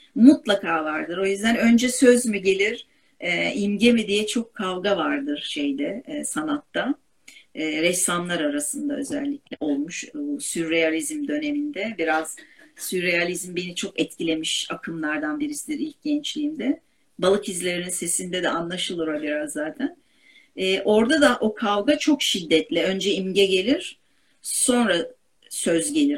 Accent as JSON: {"language": "Turkish", "region": "Istanbul", "country": "Turkey", "said": "Ben Kadıköylüyüm."}